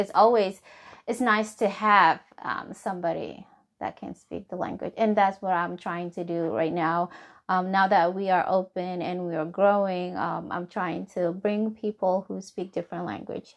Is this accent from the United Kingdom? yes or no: no; Somalia; English is a second language; now in Hebron, Kentucky, United States; I am from Somali